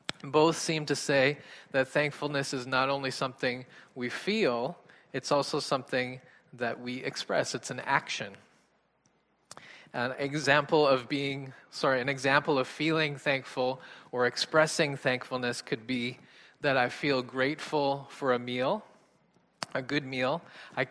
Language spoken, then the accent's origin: English; Canada; I'm Canadian